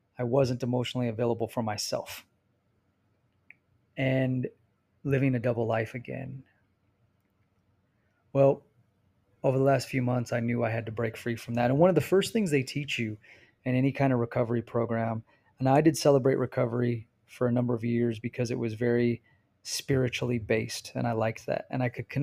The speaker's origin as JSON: {"language": "English", "region": "Arizona", "country": "United States", "also_born_or_lived": "California", "moved": "as an adult", "lives_now": "Utah, United States", "said": "Arizona, even though it's my home state"}